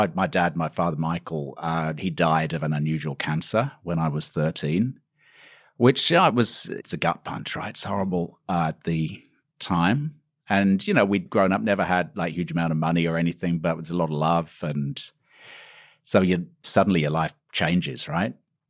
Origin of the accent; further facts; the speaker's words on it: East Midlands, United Kingdom; Lincolnshire, UK. Potato country, farming country. Beautiful, actually. At the time, I probably didn't think it was beautiful. I thought it was rather quiet and peaceful. It's a small town, South Lincolnshire, near Stamford, which was a bus ride away.